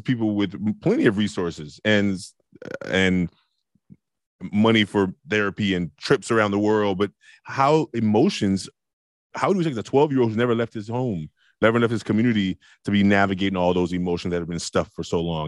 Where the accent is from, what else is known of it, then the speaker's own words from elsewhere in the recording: Oakland, California, United States; I was a hothead from Oakland